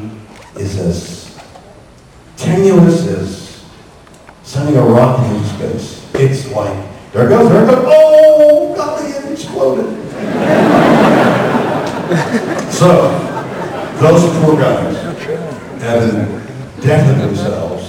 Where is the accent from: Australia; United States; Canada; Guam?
Canada; I'm Canadian.